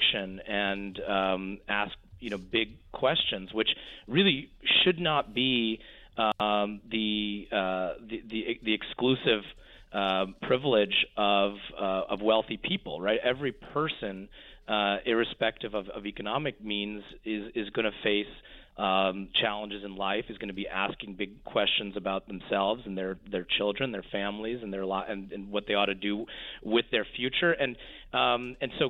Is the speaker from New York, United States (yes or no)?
no; Bellevue, Washington, United States; I grew up in Bellevue, Washington, not far from where Bill Gates and Jeff Bezos live.